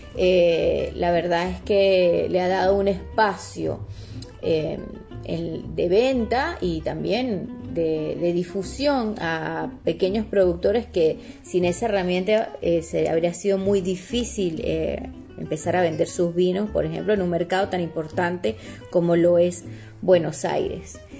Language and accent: Spanish; Mérida, Venezuela; moved away as an adult; now in Argentina; en Mérida, en la ciudad donde nací.